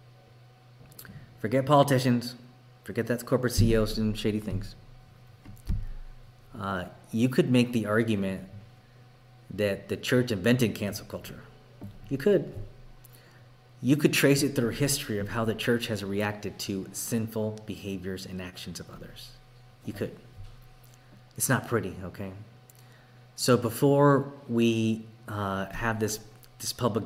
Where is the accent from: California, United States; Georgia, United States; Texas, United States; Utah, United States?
Texas, United States; now in Oregon, United States; I was raised in Texas, born and raised